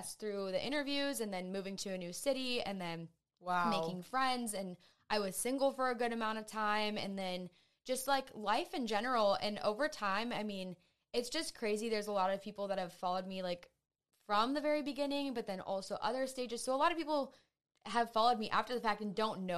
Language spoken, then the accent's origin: English; Painesville, Ohio, United States; I'm actually from Painesville. So So I grew up there.